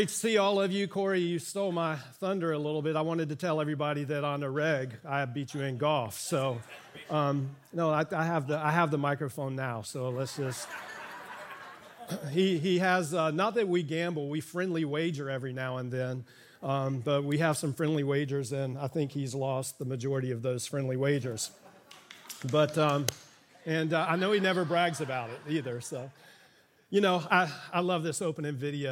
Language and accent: English; Miami, Florida, United States; I grew up in Miami and pastored here in the community for 15 years